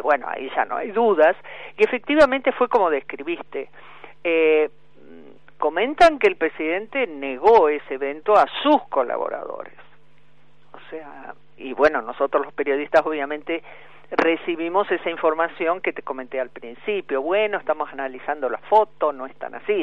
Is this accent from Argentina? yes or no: yes; Argentina; yo como ciudadana argentina